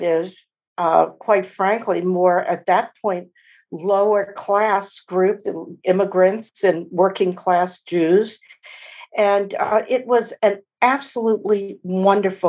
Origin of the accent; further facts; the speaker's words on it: New Orleans, Louisiana, United States; I grew up Jewish in New Orleans